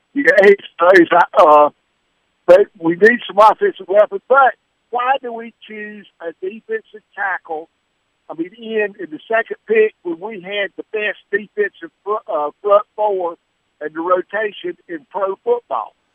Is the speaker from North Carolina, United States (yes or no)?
yes; North Carolina, United States; moved away; also born or lived in Missouri; he is from my hometown. Went to the same high school that I did